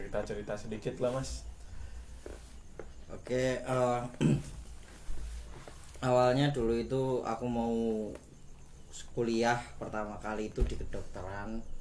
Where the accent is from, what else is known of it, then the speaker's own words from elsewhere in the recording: Semarang, Central Java, Indonesia; asalnya dari Semarang